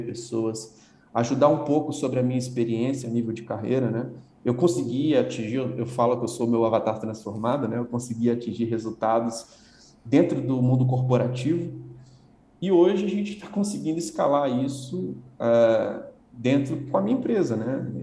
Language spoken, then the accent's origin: Portuguese; Vila Velha, Espírito Santo, Brazil; moved away as an adult; also born or lived in Guarapari; now in São Paulo, Brazil; eu sou natural do, de, de Guarapari, né? nasci numa cidade praiana no Espírito Santo, morei minha vida toda na Grande Vitória, ali Vila Velha